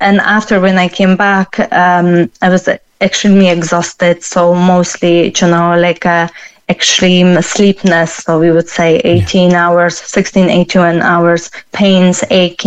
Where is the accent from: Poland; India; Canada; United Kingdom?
Poland; now in Cork, Ireland; I'm originally from Poland myself